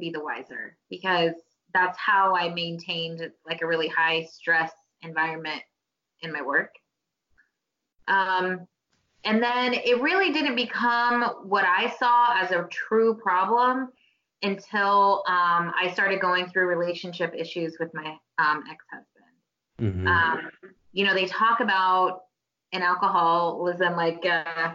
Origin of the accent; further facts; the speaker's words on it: Oklahoma, United States; I was born in Oklahoma